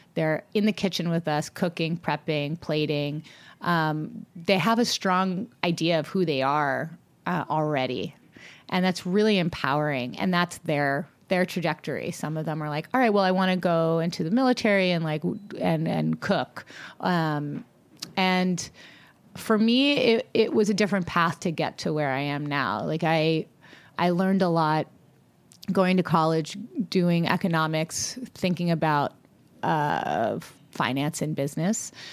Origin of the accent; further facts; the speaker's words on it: Long Beach, California, United States; also born or lived in Atlanta, Georgia; now in Los Angeles, United States; growing up in Long Beach